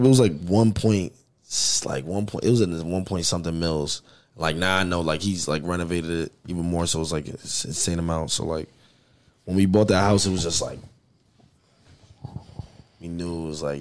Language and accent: English; New York, United States; I'm from New York